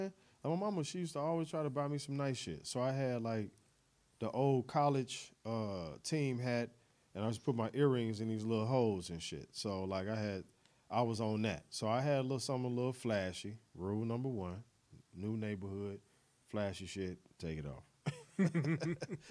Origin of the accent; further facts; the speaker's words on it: Chicago, Illinois, United States; also born or lived in Little Rock, Arkansas; we moved to Chicago in like 87